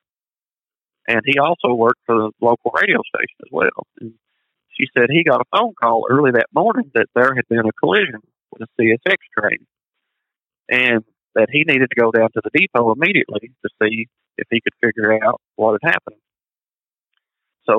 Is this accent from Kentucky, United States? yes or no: yes; Paintsville, Kentucky, United States; moved away as an adult; my hometown, not 3 miles from where I grew up